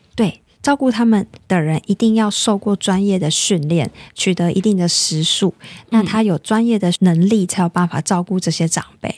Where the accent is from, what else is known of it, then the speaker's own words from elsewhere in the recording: Taiwan; 而且我们台湾人也很好客